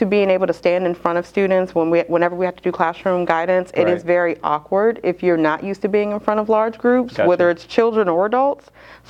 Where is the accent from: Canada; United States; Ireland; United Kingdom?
United States; Maryland; also born or lived in Hawaii; now in South Carolina, United States; So born in Hawaii, but I've lived all over the country. We settled in Maryland, and I graduated from high school in Maryland.